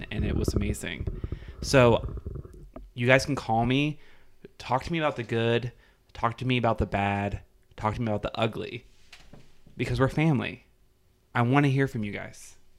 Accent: Meriden, Kansas, United States; now in Topeka, United States; I was born in Topeka, but I was not raised in Topeka. I was raised in Meriden, which is just up north.

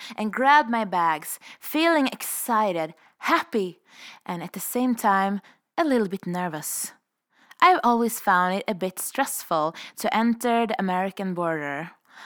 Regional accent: Stockholm, Stockholm County, Sweden; moved away as an adult; now in Revelstoke, Canada; I'm a vagabond from Sweden, currently living the powder dream of Revelstoke

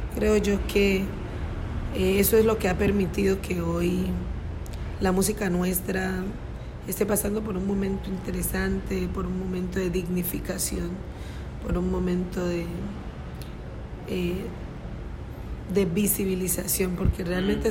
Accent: Timbiquí, Cauca, Colombia; now in Cali, Colombia; yo me crié en Timbiquí

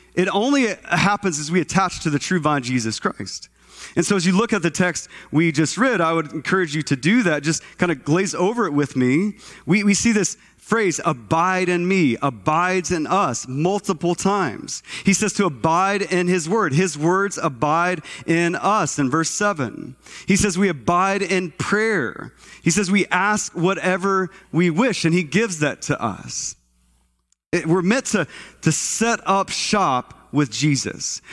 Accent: Texas, United States; moved away; I'm from Texas, and, uh, grew up as a kid in Texas

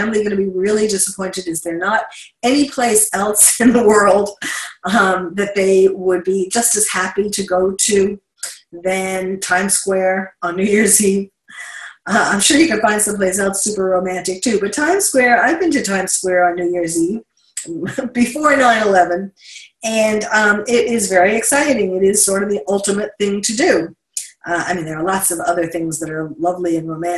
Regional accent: New York City, New York, United States; moved away; I'm from New York City

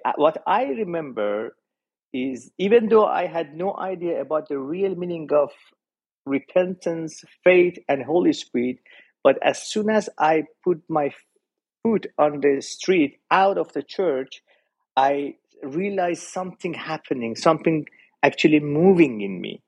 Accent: Iran; I was born and raised in Iran

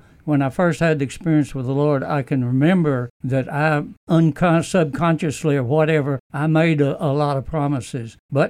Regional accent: United States; also born or lived in Arkansas; I spent the first 18 years of my life practically working and fishing on the Mississippi River.

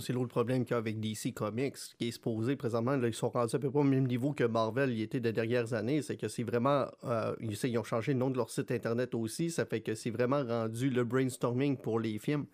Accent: Quebec, Canada; en tant que Québécois

